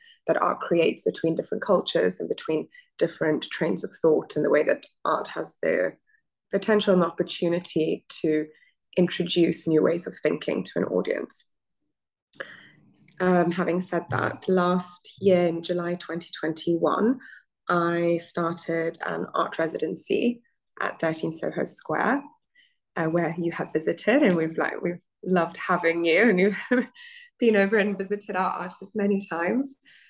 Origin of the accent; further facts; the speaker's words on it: Abu Dhabi, United Arab Emirates; also born or lived in Muscat, Oman / Italy; So I grew up in the Gulf. I grew up in Abu Dhabi and in Muscat in Oman. I studied interior design in Italy after finishing high school